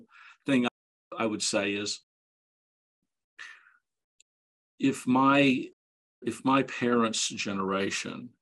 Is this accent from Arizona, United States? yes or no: no; Dallas, Texas, United States; I grew up in Dallas